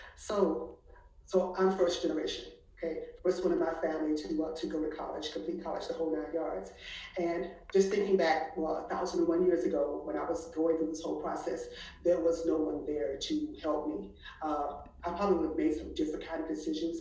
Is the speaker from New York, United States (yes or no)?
no; Washington, District of Columbia, United States; moved away as an adult; also born or lived in Atlanta; now in Houston, United States; I'm an East Coast girl, born and raised in Washington D.C.